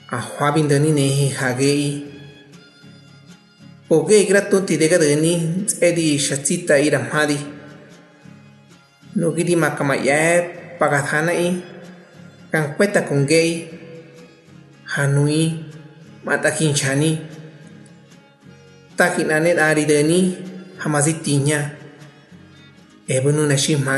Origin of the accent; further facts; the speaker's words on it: González Ortega, Hidalgo, Mexico; first language Otomi; Spanish is a second language; Soy originario de González Ortega del municipio de Santiago de Anaya, en el estado de Hidalgo. Soy hablante de la lengua ñañú, de la variante del Valle del Mezquital